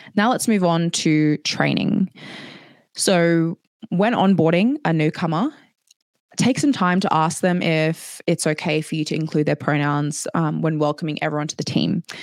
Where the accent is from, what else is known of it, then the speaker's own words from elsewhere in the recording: Australia; moved away as an adult; now in Edinburgh, United Kingdom; I grew up in Australia.